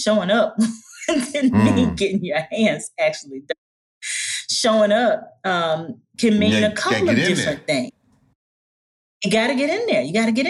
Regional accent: the South, United States; I'm from the South. And I got to come in here and I got to mix and mingle with my sisters from the West Coast and from the Caribbean.

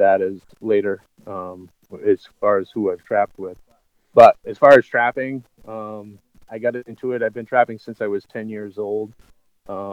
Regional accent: Old Orchard Beach, Maine, United States; I grew up in Old Orchard Beach, Maine

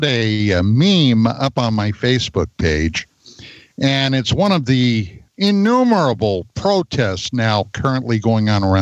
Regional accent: Pennsylvania, United States; moved away; I'm from the East Coast, right? I'm from Pennsylvania

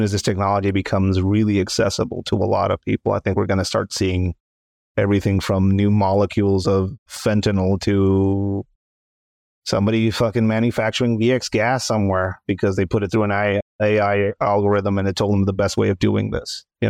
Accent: Baja California, Mexico; The almost extinct Baquita Marina species from my home state of Baja has been

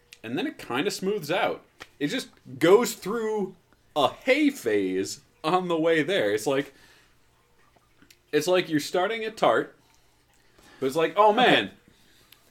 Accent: United States; we're fucking American

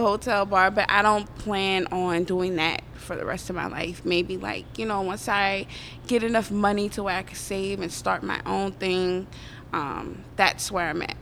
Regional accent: New Orleans, Louisiana, United States; I'm from the West Bank, the West Bank

